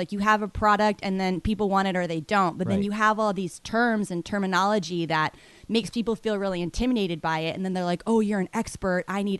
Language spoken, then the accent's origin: English; Boston, Massachusetts, United States; I'm more of a New York person. I grew up in Boston, right.